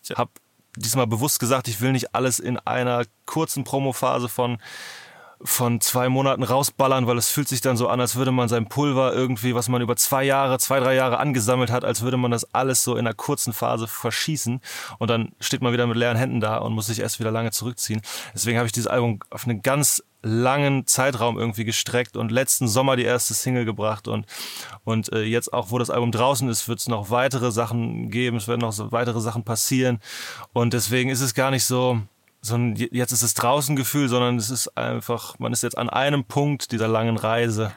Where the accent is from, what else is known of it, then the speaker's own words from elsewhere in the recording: Northern Germany, Germany; ich komme ja aus Norddeutschland